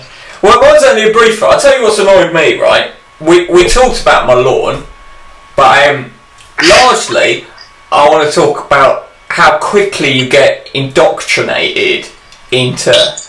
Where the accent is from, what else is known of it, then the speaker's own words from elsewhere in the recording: England, United Kingdom; I waved at the cat, which is my right as an Englishman.